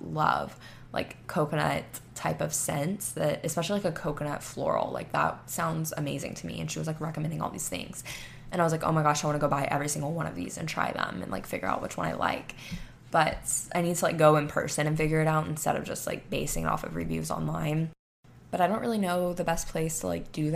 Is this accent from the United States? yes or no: yes; Panama City Beach, Florida, United States; now in Texas, United States; I'm from Panama City Beach, Florida